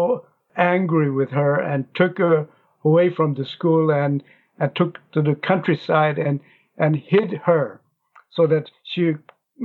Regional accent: Pyongyang, North Korea; English is a second language; now in South Korea; I was born in North Korea, and I was born in Pyongyang, in North Korea, the capital city.

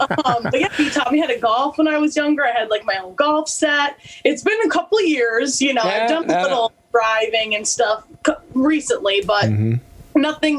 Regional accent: Pittston, Pennsylvania, United States; And now I'm from Scranton. Like I always say Scranton as like a more broadened term

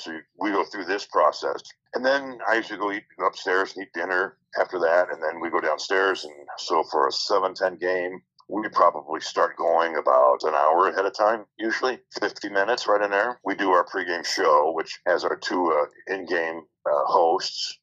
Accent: Kansas City, Missouri, United States; also born or lived in Milwaukee, Wisconsin; I grew up here in Kansas City too

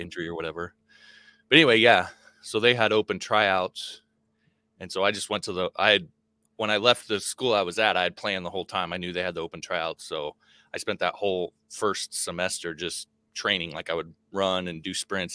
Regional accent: Nebraska, United States; also born or lived in Wyoming; I wasn't born in Nebraska, but I grew up in Nebraska. Born in Wyoming and moved to Nebraska when I was five

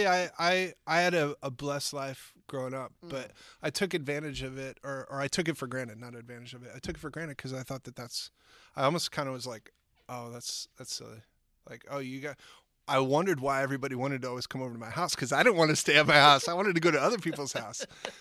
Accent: Eden Prairie, Minnesota, United States; I grew up in a little place called Eden Prairie, Minnesota.

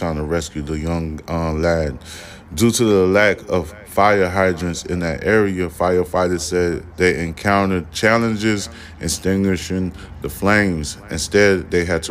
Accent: New York, United States; I'm from New York

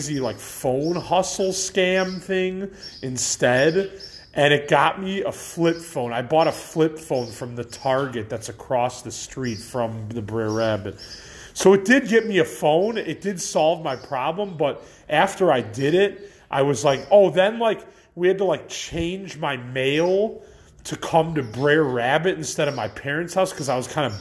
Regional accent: Elmhurst, Illinois, United States; I'm a guy from Elmhurst

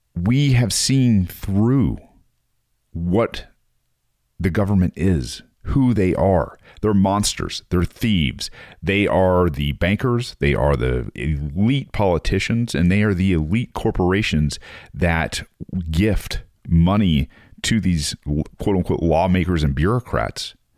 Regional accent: United States; being an American

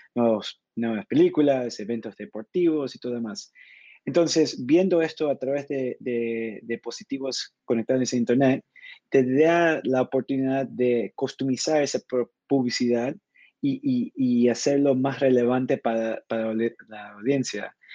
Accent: Argentina; now in São Paulo, Brazil; Originalmente soy de Argentina, pero con mucho tiempo viviendo en el, exterior

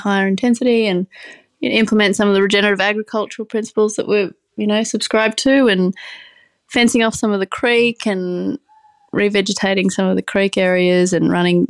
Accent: Brisbane, Queensland, Australia; So I myself was, I'm from the city, I'm from Brisbane, and I was working in the music industry for a long while

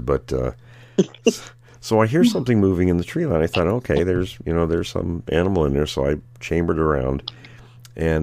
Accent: Graham, Washington, United States; I grew up in Graham

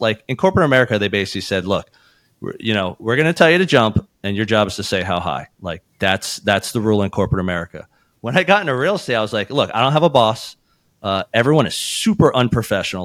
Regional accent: Philadelphia, Pennsylvania, United States; we were born and raised in Philadelphia, and this is a family business

